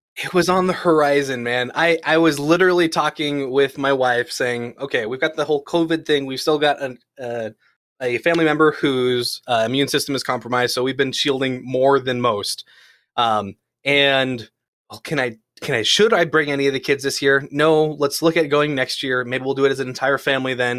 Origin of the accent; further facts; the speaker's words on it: United States; growing up in the California, Nevada area, so, like, Palm Springs